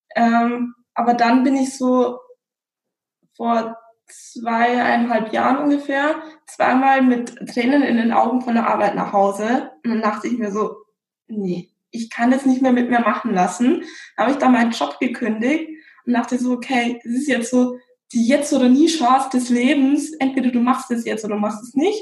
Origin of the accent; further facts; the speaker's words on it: Regensburg, Bavaria, Germany; moved away as an adult; ich bin in Bayern aufgewachsen, in Regensburg